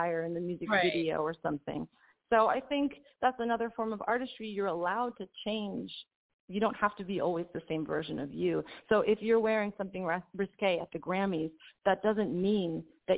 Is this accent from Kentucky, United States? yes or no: no; New York City, New York, United States; moved away as an adult; also born or lived in Italy; I'm from Queens, New York